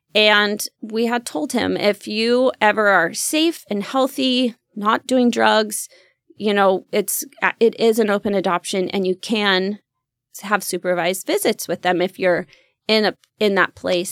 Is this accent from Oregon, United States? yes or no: yes; Roseburg, Oregon, United States; grew up in the country in Roseburg area